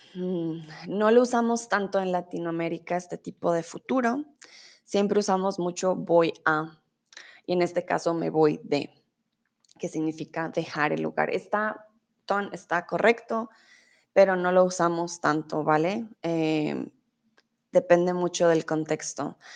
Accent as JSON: {"language": "Spanish", "country": "Colombia", "said": "vengo de Colombia"}